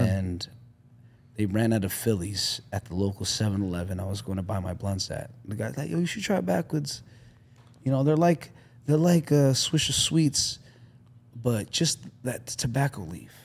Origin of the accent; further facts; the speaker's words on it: Canada; I'm Canadian.